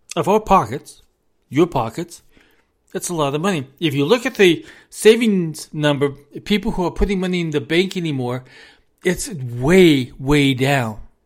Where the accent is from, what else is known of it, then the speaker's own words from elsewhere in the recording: United States; We are an American. We are an American family